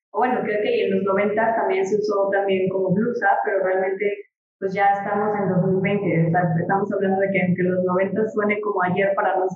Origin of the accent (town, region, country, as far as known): Mexico